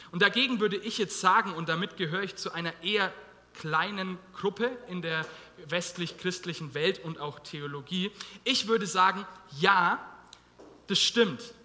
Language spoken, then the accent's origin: German; Germany; wir als Deutsche